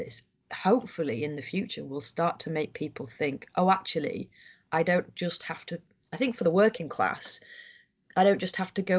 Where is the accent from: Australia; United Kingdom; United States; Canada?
United Kingdom; Harrogate, Yorkshire and the Humber; I'm from Harrogate